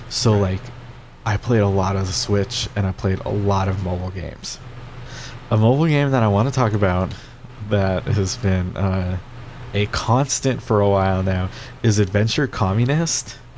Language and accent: English; Pacific Northwest, United States; I we like I come from the Northwest where there's beer everywhere, right? Everybody drinks beer.